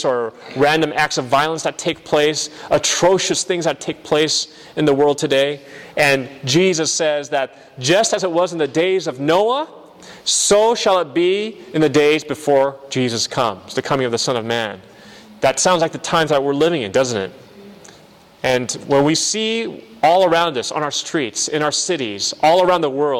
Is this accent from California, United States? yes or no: yes; San Bernardino, California, United States; moved away as an adult; now in Michigan, United States; I'm from San Bernardino, Riverside area, and my parents still live there, along with my family.